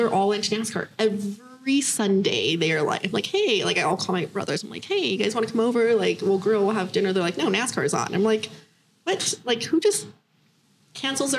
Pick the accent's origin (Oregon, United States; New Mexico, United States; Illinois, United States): New Mexico, United States; moved away; I'm from New Mexico.